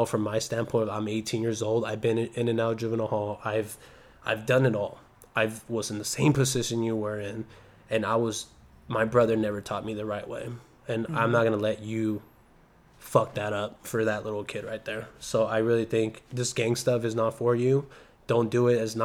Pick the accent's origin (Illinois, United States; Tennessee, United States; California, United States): California, United States; Salinas; I'm from Salinas